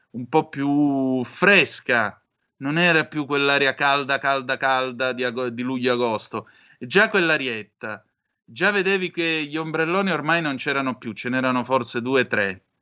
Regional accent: Vibo Valentia, Calabria, Italy; Io sono di Vibo Valencia, quindi tutte le spiagge nella zona da Pizzo Calabro ad arrivare fino a Tropea e così via, che d'estate erano un divertimentificio

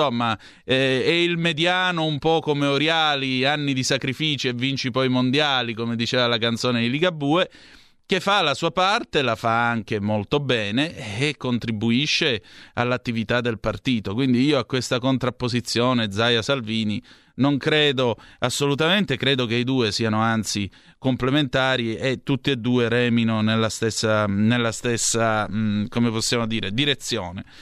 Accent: Southern Italy, Italy; io distingo onestamente tra meridionali e terroni, io sono un meridionale, non sono un terrone, ho 2500 anni di civiltà alle mie spalle

